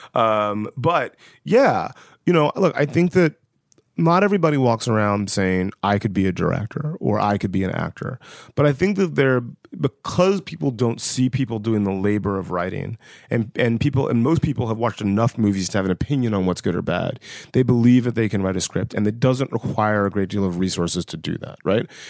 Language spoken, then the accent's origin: English; West Central Georgia, United States; I grew up in West Central Georgia.